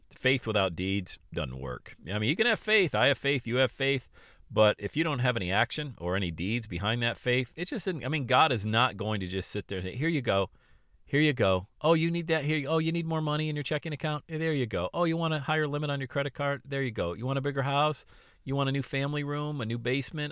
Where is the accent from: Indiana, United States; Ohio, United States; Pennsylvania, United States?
Pennsylvania, United States; Bradford; I grew up in Bradford, P, P